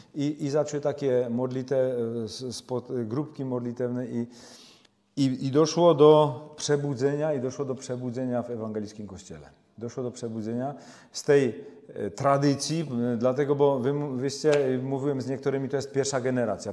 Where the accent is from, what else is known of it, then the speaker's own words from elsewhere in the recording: Czechia; u nas w Czechach już tego nie ma. My są potomkami Husa